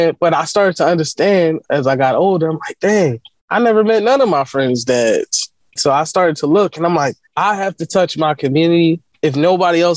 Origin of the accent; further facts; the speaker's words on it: Philadelphia, Pennsylvania, United States; I'm from West Philly